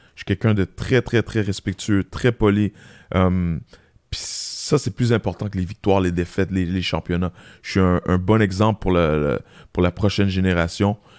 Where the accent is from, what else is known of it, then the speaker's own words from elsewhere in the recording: Quebec, Canada; on est des Québécois